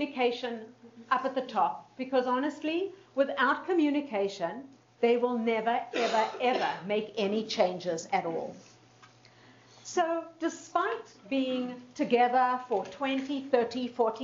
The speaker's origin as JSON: {"language": "English", "town": "Winnipeg", "region": "Manitoba", "country": "Canada", "said": "I'm from Winnipeg, Manitoba"}